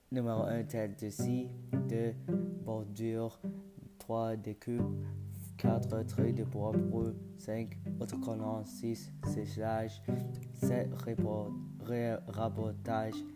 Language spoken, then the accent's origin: French; Quebec, Canada; Je suis né et j'ai grandi au Québec. Toute ma vie, j'habitais dans une espèce avec beaucoup d'arbres.